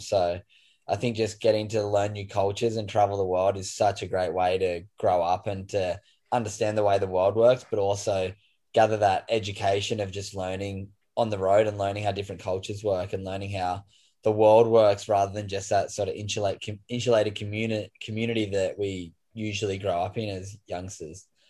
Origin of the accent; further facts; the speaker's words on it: Sydney, New South Wales, Australia; moved away as an adult; also born or lived in Byron Bay; now in Kingscliff, Australia; I grew up in Sydney's Northern Beaches and moved to the Gold. Oh, well, I live in Kingscliff now, the north coast of New South Wales. I did 26 years in Narrabeen